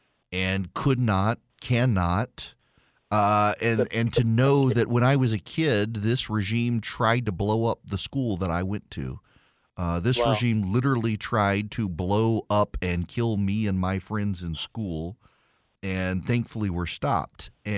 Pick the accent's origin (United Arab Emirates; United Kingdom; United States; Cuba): United Arab Emirates; Dubai; I grew up in Dubai, 100 miles north of us, was the Iranian coast.